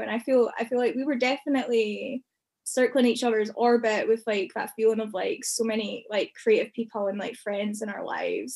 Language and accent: English; Glenrothes, Scotland, United Kingdom; moved away; growing up in Glenrothes